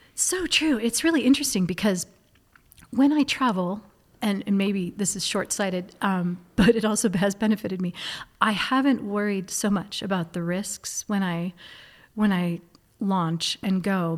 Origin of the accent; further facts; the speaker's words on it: Hudson, New Hampshire, United States; I was that kid growing up in Hudson, New Hampshire